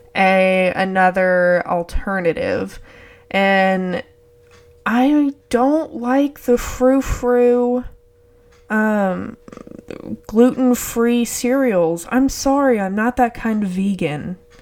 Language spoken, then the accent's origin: English; Texas, United States; I'm from Texas